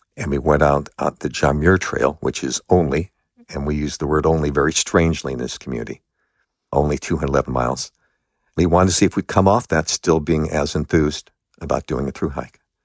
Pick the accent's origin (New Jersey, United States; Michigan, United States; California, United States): California, United States; Los Angeles; I grew up in Los Angeles.